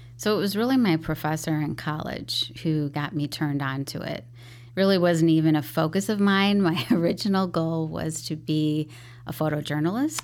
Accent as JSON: {"language": "English", "town": "Chicago", "region": "Illinois", "country": "United States", "tie": "born or raised there", "also_born_or_lived": "Mexico", "first_language": "English", "said": "I grew up in Beverly, so very predominant Irish neighborhood."}